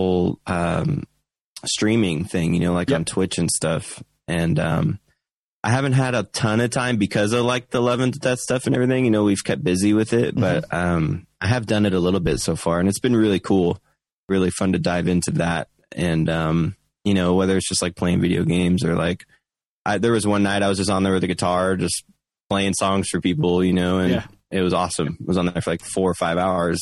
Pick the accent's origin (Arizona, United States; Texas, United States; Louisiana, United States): Arizona, United States; I'm from Arizona.